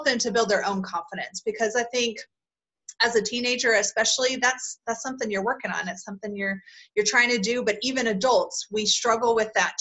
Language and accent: English; Kentucky, United States; now in Utah, United States; I'm originally from Kentucky and now live out in Utah.